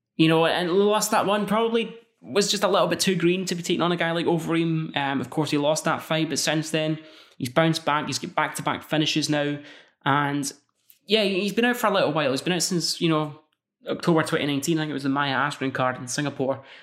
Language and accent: English; Scotland, United Kingdom; I'm Scottish